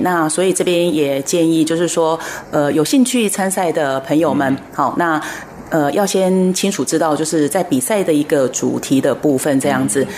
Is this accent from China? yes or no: no; Taiwan; 我们台湾这边